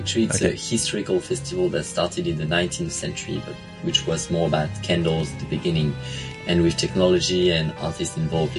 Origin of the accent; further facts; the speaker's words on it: Lyon, Auvergne-Rhône-Alpes, France; moved away as an adult; now in Hong Kong; So I'm French. I was actually born in Lyon, which is a city where we already have a very big light festival called the Fête des Lumières.